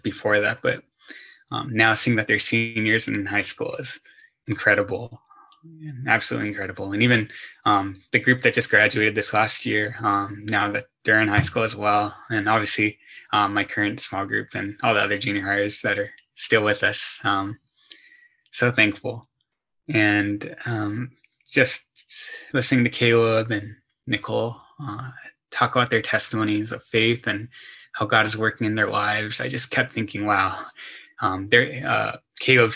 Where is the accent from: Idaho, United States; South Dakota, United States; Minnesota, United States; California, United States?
California, United States; Torrance; I grew up in the Torrance, Palos Verdes area